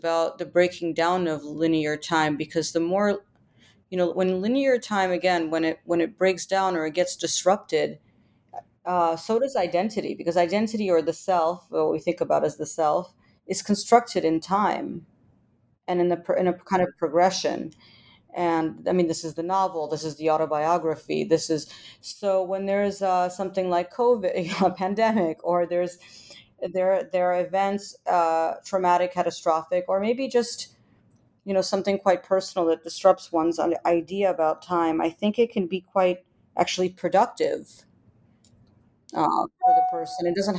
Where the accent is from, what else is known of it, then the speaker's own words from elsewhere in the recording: Ukraine; because I'm originally from Ukraine, and I studied Russia for a long time.